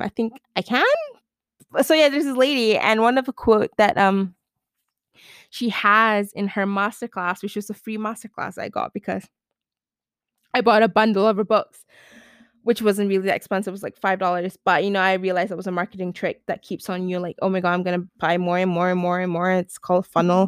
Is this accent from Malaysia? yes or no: yes; Malaysia; I'm from Malaysia